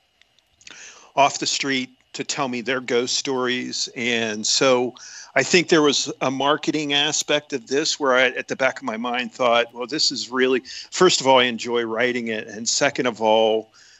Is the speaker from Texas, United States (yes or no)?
no; Tyrone, Pennsylvania, United States; my hometown, Tyrone, Pennsylvania